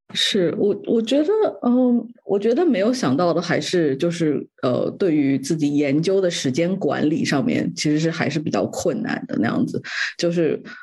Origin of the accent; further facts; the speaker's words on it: China; moved away; 我从小在中国长大吧